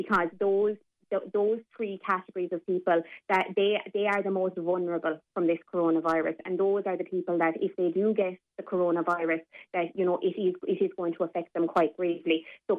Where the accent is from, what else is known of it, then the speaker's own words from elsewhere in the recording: Ireland; I know as Irish people, we tend to be very proud and we tend to, you know, try to be very independent.